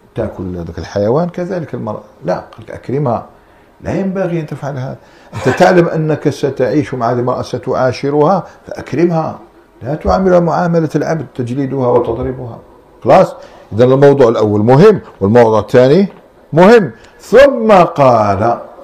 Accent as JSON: {"language": "Arabic", "country": "Algeria", "said": "احنا عندنا في الجزائر"}